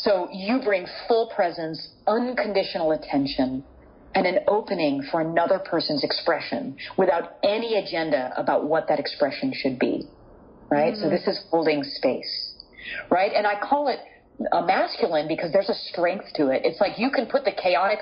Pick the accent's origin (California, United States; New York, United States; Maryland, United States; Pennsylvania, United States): California, United States; I'm from California